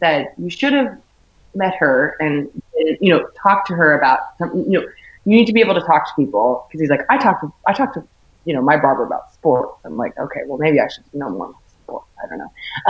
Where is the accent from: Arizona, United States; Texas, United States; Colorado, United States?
Arizona, United States; Chino Valley; I'm from the Shire, basically. I'm from, you know, with the Chino Valley, like this town I live in. It's a very, like a small town, a very close community.